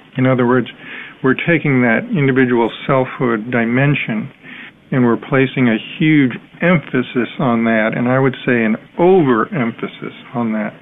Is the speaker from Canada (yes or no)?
no; United States; I'm American, so I'm similar to other Americans